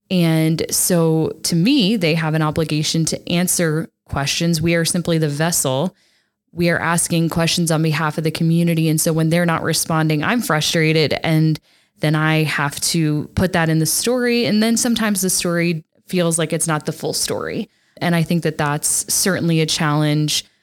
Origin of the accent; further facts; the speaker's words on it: Texas, United States; moved away; growing up in Texas